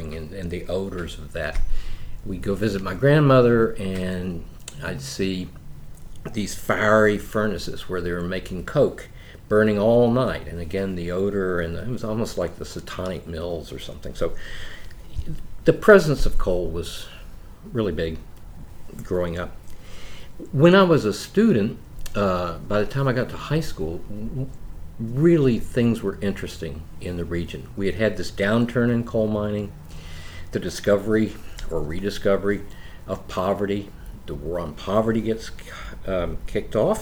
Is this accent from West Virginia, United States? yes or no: yes; Logan County, West Virginia, United States; also born or lived in Beckley, West Virginia; I grew up in Logan County, West Virginia, later moved to Beckley, West Virginia.